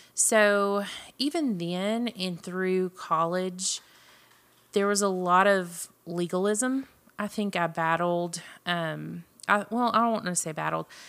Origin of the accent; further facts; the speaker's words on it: Jasper, Texas, United States; also born or lived in Marshall, Texas; I was born in Jasper, Texas, which is Southeast Texas. Um, grew up there, graduated from high school there